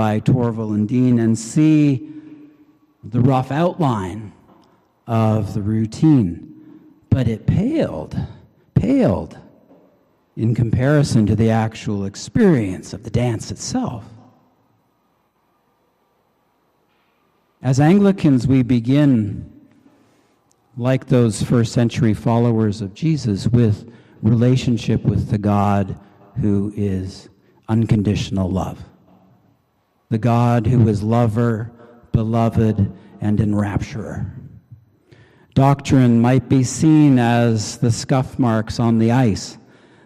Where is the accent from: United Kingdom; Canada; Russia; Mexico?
Canada; I'm Canadian.